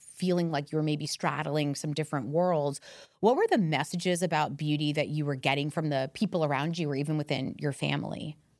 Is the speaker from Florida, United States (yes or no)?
yes; Miami, Florida, United States; I grew up in Miami